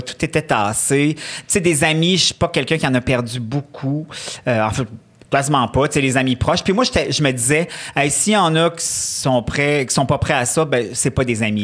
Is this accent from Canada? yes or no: yes; Quebec City, Quebec, Canada; also born or lived in Charlevoix; je suis née dans Charlevoix. On est resté jusqu'à l'âge de 6 ans. Après ça, on est parti à Québec.